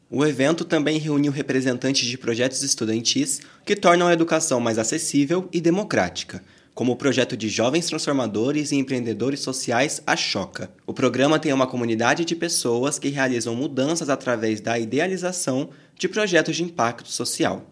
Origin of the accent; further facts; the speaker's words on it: Rio Grande do Norte, Brazil; eu sou do Rio Grande do Norte